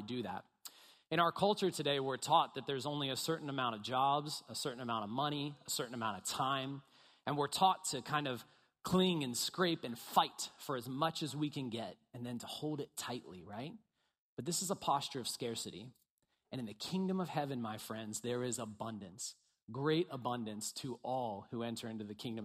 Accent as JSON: {"language": "English", "town": "Bel Air", "region": "Maryland", "country": "United States", "tie": "born or raised there", "moved": "as an adult", "lives_now": "Baltimore, United States", "said": "I grew up in Bel Air, went to Bel Air High School, go Bobcats."}